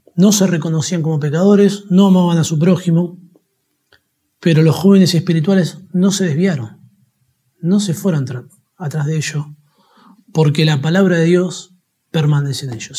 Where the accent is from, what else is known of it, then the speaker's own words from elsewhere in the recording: Argentina; todos los argentinos disfrutamos del Mundial de Fútbol